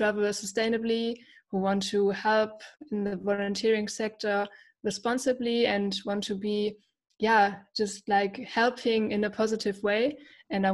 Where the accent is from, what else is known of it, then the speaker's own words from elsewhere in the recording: Germany; I'm from Germany.